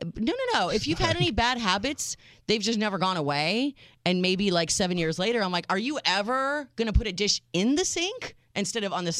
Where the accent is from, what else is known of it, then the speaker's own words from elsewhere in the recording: United States; I am your American realist